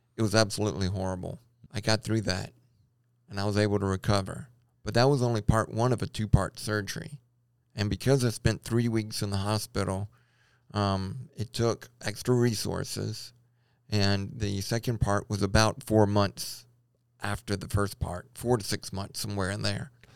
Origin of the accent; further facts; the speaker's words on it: Baton Rouge, Louisiana, United States; moved away as an adult; also born or lived in Lompoc, California; now in Idaho, United States; I grew up in Baton Rouge and I, uh, went to L S U, but I moved away for a long period of time